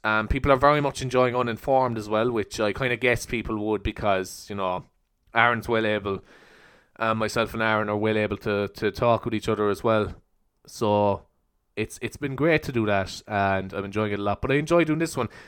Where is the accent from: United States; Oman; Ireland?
Ireland; East Cork, Munster; as Irish people